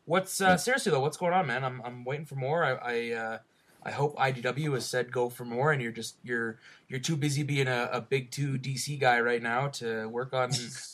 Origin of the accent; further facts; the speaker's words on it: Canada; I'm from Canada, not America.